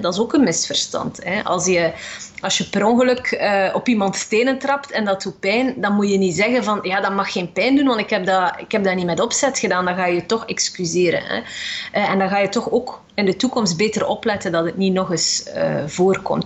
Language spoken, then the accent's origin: Dutch; West Flanders, Belgium; Ik ben zelf ook West-Vlaming